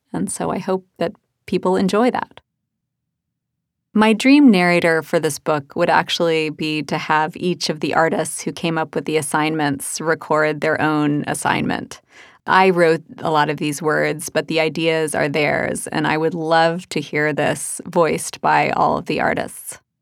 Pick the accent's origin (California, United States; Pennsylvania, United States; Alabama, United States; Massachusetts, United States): Alabama, United States; Birmingham; When I was a kid growing up in Birmingham, Alabama